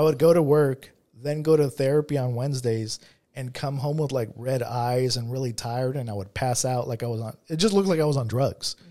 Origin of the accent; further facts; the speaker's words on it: Monrovia, California, United States; I grew up in, I grew up in Monrovia